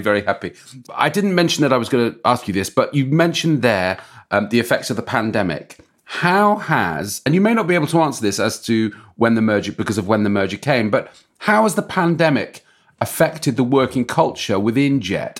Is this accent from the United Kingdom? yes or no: yes; England, United Kingdom; I've gotta say, as an Englishman